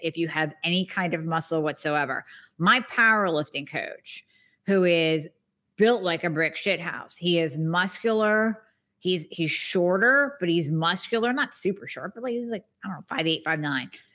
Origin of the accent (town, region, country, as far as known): Erie, Pennsylvania, United States; born or raised there